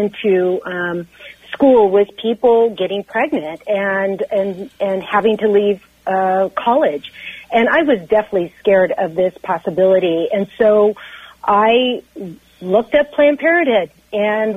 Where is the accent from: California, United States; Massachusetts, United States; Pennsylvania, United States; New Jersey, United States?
California, United States; Central Valley of; I grew up in the Central Valley of California